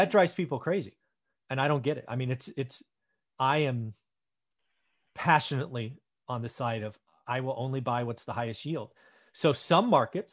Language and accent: English; the Bay Area, California, United States; I grew up in the Bay Area